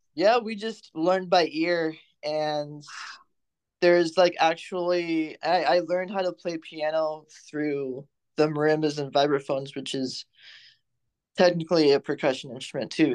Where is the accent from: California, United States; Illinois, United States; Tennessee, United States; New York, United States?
California, United States; Fresno; I'm from Fresno and there's not much to do in the valley